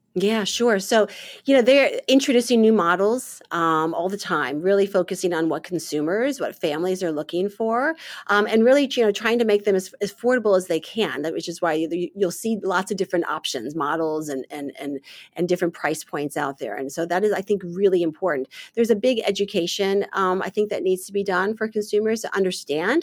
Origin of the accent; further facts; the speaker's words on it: St. Louis, Missouri, United States; moved away as an adult; also born or lived in Michigan; now in Washington, D.C., United States; born and raised in St. Louis, Missouri.